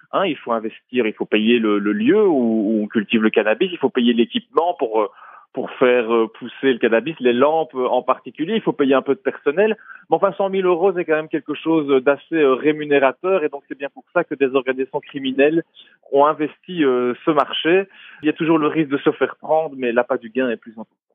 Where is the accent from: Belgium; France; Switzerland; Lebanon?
Belgium; chez nous en Belgique